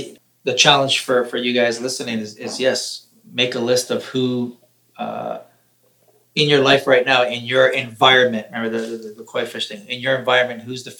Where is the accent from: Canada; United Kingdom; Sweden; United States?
Canada; Toronto, Ontario; when I actually left Toronto and I went to... I think my first place was L.A.